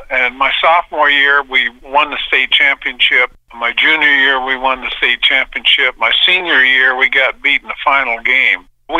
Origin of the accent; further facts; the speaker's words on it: Eastern Oregon, United States; I grew up in Eastern Oregon on the Oregon-Idaho border on a farm.